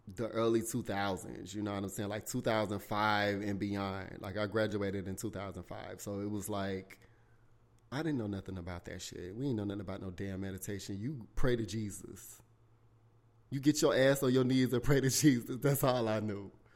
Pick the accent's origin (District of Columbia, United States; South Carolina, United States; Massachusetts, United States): South Carolina, United States; born or raised there